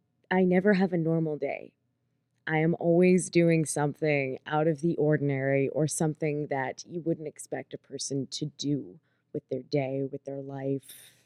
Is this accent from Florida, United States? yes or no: no; Pittsburgh, Pennsylvania, United States; So I was born and raised in Pittsburgh, PA. I pretty much spent my entire life in one little township called Castle Shannon with my family.